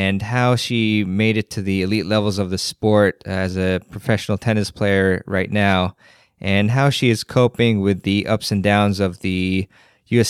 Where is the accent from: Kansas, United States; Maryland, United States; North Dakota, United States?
Maryland, United States; from Maryland, actually, which is my home state